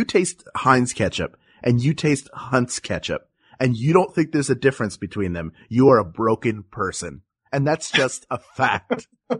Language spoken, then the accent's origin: English; Philadelphia, Pennsylvania, United States; growing up in Philadelphia